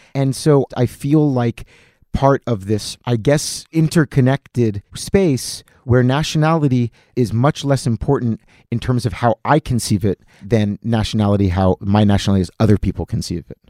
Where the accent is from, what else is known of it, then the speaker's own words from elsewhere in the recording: Atlantic City, New Jersey, United States; now in New York, United States; I grew up in Atlantic City, which is the summer home of all Philadelphia Jews